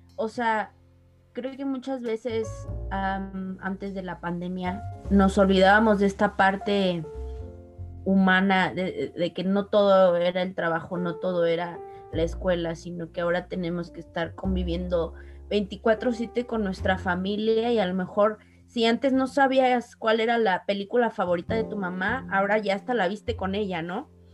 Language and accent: Spanish; Mexico; como mexicanos